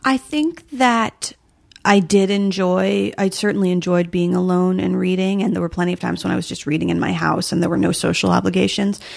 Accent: rural New Jersey, United States; there was always deer hunting around when I was growing up, but in New Jersey, oddly enough, in rural New Jersey, which exists

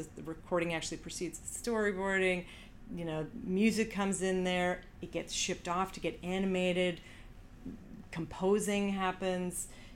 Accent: Canada; moved away; I'm Canadian, but I don't speak French

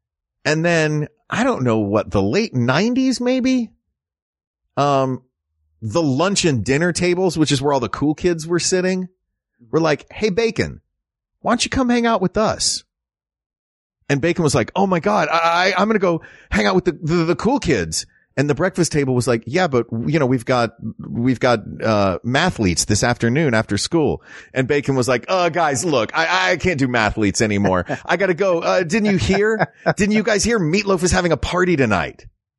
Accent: the South, United States; Like, I'm from the South. We did stuff like that.

